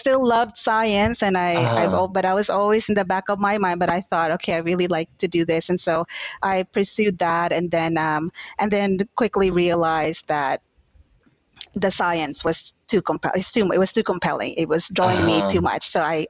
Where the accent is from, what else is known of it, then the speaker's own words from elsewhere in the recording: Houston, Texas, United States; also born or lived in Philippines / New York; growing partially in the Philippines, growing up in New York, growing up in Houston, I think has really contributed to who I am today as a nurse and also as a researcher.